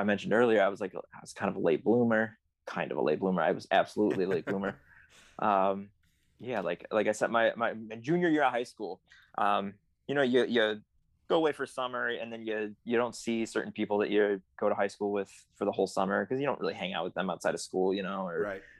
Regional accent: Chicago, Illinois, United States; I grew up in the suburbs, so it's not like I was driving downtown Chicago a lot

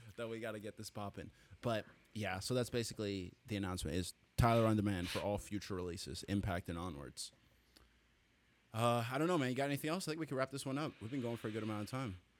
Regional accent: Toronto, Ontario, Canada; I'm from Toronto

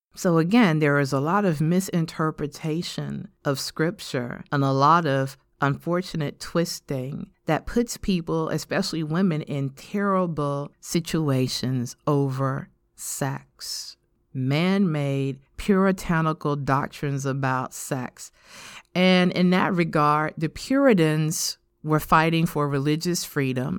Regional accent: United States; us as American modern Christian women

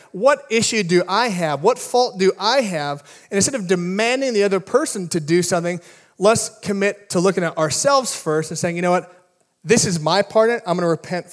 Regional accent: Midwest, United States; now in California, United States; I grew up in the Midwest with a lot of ponds

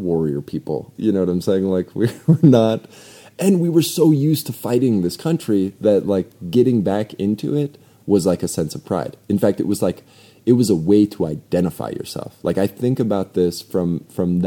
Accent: North Dakota, United States; moved away; also born or lived in Phoenix, Arizona; I'm from North Dakota. I'm a res baby

